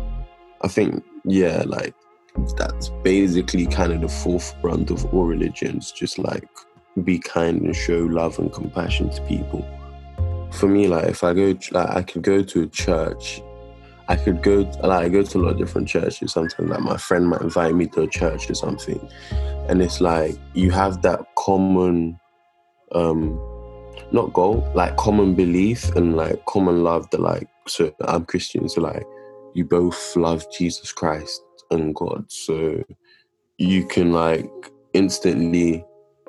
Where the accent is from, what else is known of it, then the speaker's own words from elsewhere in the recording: Nigeria; I'm Nigerian